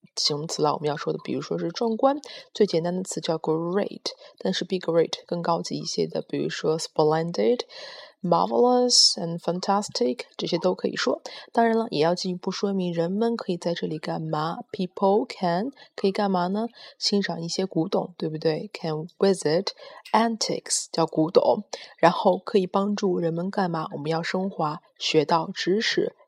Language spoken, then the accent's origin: Chinese; Xuzhou, Jiangsu, China; 我的家乡徐州